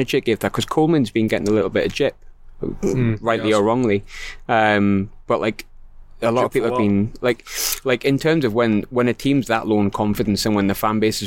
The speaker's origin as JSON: {"language": "English", "town": "Glasgow", "region": "Scotland", "country": "United Kingdom", "said": "I come from Glasgow"}